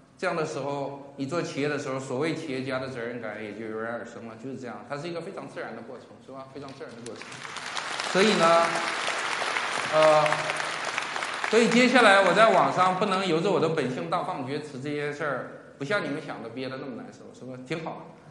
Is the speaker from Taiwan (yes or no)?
no; Northeast China, China; 在我的家乡东北